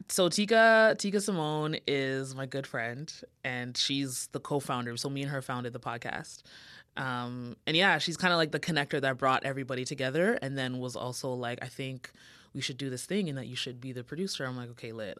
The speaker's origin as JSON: {"language": "English", "country": "Canada", "also_born_or_lived": "Jamaica (ancestry)", "said": "I'm Canadian, like, of Jamaican descent"}